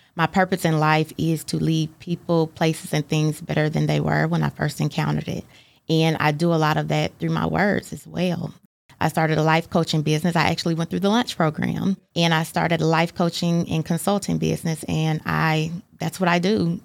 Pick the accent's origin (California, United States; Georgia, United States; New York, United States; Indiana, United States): Indiana, United States; Fort Wayne; now in Chattanooga, United States; When I was in the third grade, my father, he's a pastor, and he was called to pastor a church in Fort Wayne. And so we moved up there when I was in the third grade